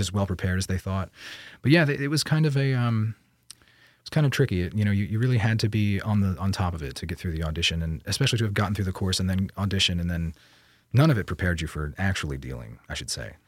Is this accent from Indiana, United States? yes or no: no; Bangor, Pennsylvania, United States; I was born in 1989 in Bangor, Pennsylvania